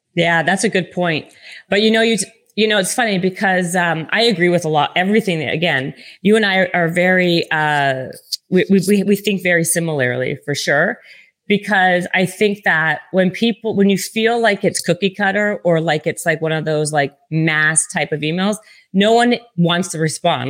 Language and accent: English; Canada; I'm from Canada.